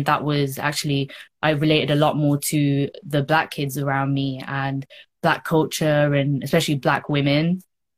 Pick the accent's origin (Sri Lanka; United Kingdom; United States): Sri Lanka; Yeah, so I'm Tamil. So I'm a Tamil from Sri Lanka. I choose not to call myself Sri Lankan just purely because of that.